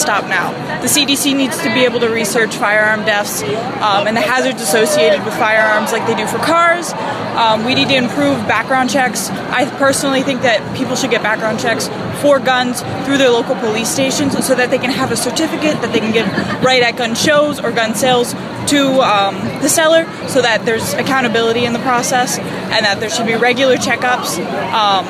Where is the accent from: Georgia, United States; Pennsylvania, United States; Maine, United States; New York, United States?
Pennsylvania, United States; Bethlehem; I'm from Bethlehem, Pennsylvania, so it's just in the outskirts of the Philly metro area